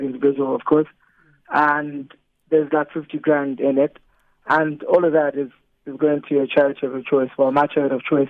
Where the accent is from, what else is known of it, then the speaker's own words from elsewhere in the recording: South Africa; I come from Balcom